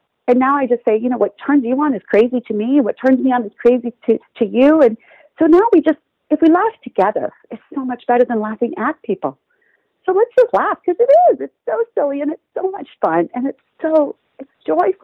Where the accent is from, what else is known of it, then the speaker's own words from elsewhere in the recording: Texas, United States; I grew up in Texas